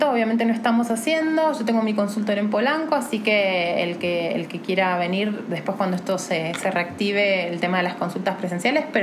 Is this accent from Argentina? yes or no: yes; Argentina; now in Mexico City, Mexico; soy argentina y tengo mucha gente argentina